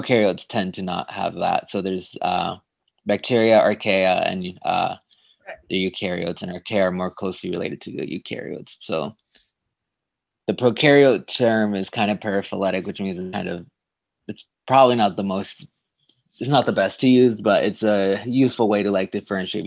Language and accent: English; Tijuana, Baja California, Mexico; moved away as an adult; also born or lived in San Diego, California / Ithaca, New York; now in Santa Barbara, United States; I grew up in Tijuana, Mexico, and that's where I was raised there, and then I did my middle school and high school in San Diego, so I would cross the border